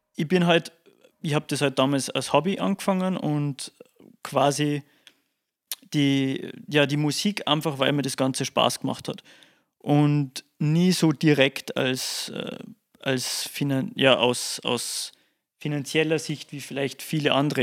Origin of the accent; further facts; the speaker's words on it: Salzburg, Austria; bei uns in Salzburg